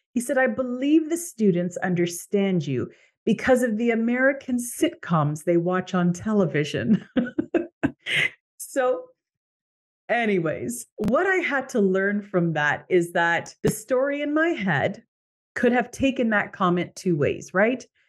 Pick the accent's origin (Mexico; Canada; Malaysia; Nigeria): Canada; moved away as an adult; I am Canadian